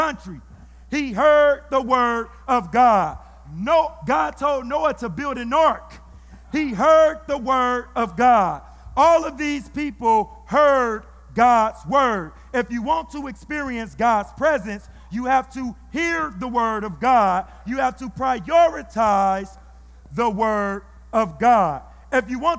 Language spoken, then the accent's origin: English; Fresno, California, United States; my hometown